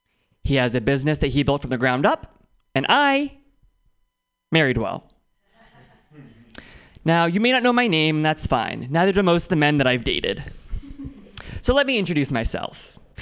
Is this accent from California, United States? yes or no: yes; Oakland, California, United States; I'm from Oakland, which means I dodged three bullets and walked through fire to get here.